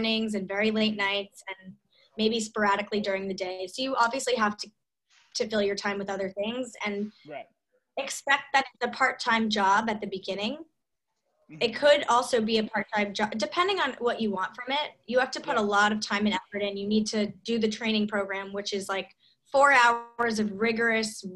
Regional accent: Scarsdale, New York, United States; we met in high school and we're from Scarsdale

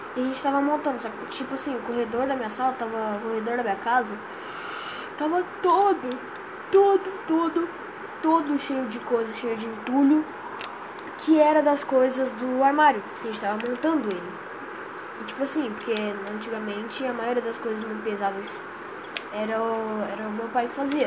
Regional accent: Campo Grande, Mato Grosso do Sul, Brazil; eu sou de Campo Grande, Mato Grosso do Sul

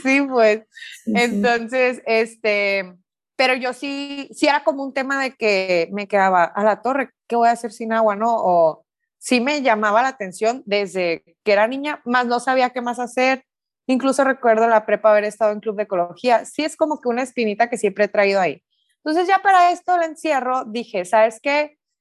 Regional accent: Sonora, Mexico; soy de Sonora, soy de una parte aquí en México que es desierto

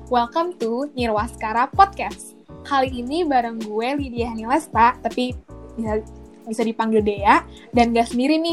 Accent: East Jakarta, Jakarta, Indonesia; asal gue dari Jakarta, Jakarta Timur. Gue dari kecil uh, tumbuh di sini.

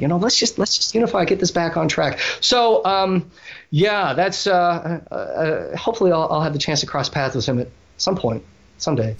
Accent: Oregon, United States; Oregon, which is my home state

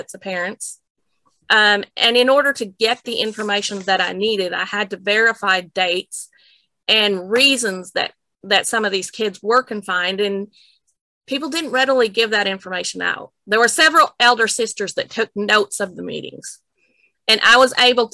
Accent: Minot, North Dakota, United States; moved away; also born or lived in Maple Creek, Saskatchewan; I was from Nitchie, North Dakota. And my grandfather actually led the church for all of my growing up years

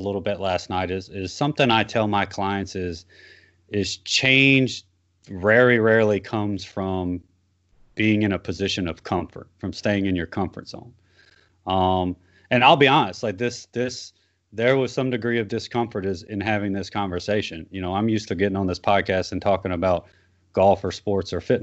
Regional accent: South Louisiana, United States; I grew up in South Louisiana

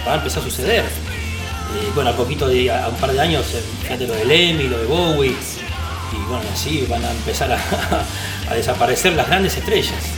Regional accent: Pablo Podestá, Buenos Aires Province, Argentina; yo nací me crié en Pablo Podestá, partido 3 de febrero

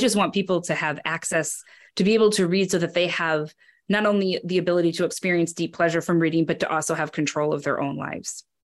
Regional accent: Wisconsin, United States; I'm from Wisconsin

